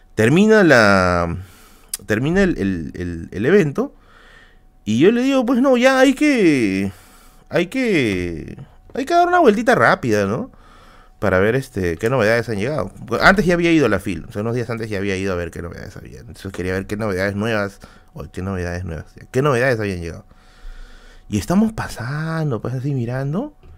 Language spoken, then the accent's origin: Spanish; Tacna, Peru; moved away; mi tierra natal